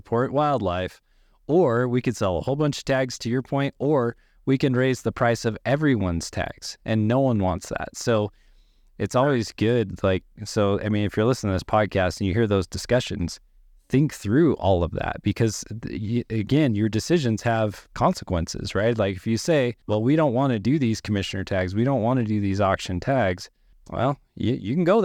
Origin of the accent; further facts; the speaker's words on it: Wyoming, United States; I'm born and raised in Wyoming